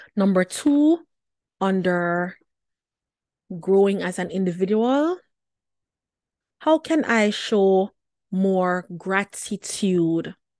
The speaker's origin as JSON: {"language": "English", "country": "Jamaica", "tie": "born or raised there", "said": "as a teen girl growing up in Jamaica"}